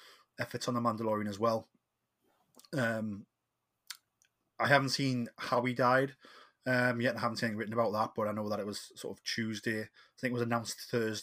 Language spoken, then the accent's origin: English; Geordie, North East England, United Kingdom; I am the …